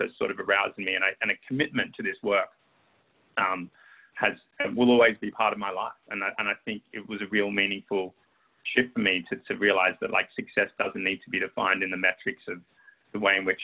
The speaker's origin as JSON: {"language": "English", "town": "Sydney", "region": "New South Wales", "country": "Australia", "tie": "born or raised there", "also_born_or_lived": "London", "moved": "as an adult", "said": "when I was growing up in Sydney"}